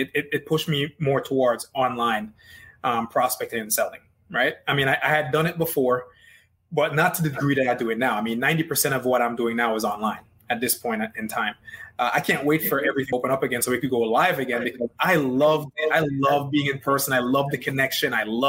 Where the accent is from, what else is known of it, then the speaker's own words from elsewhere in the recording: Jamaica; accent: Jamaican; the longer I talk, the more my Jamaican accent comes out.